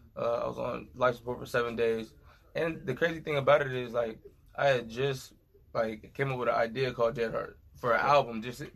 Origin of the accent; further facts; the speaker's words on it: Oxnard, California, United States; I'm from Oxnard, California.